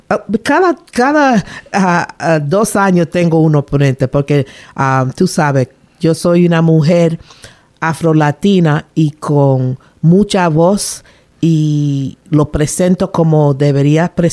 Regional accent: Panama; now in Rhode Island, United States; Yo nací en Panamá, me crié en Panamá hasta que mi papá se decidió retirarse del um, military, del army, y regresó para Rhode Island, donde él es, su familia está aquí.

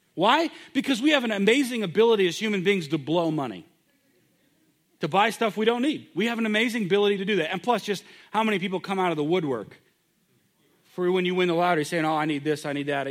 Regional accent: United States

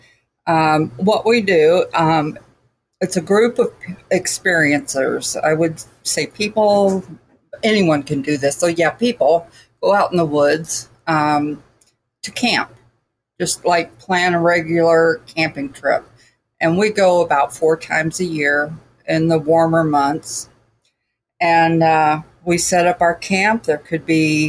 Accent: Houston, Texas, United States; moved away; we came from Houston

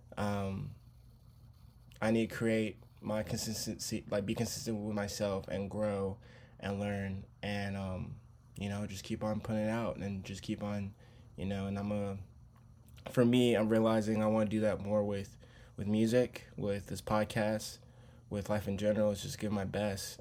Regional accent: Charlotte, North Carolina, United States; I'm born and raised in North Carol, Charlotte, North Carolina

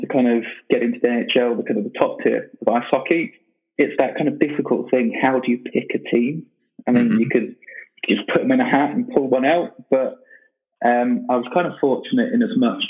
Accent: United Kingdom; also born or lived in Manchester; As a Brit

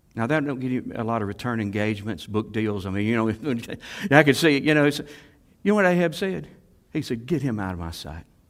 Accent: Salem, United States; I was raised in Salem

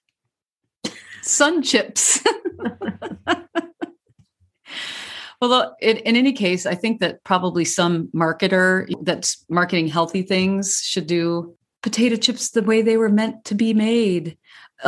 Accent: Midwest, United States; I'm from the Midwest

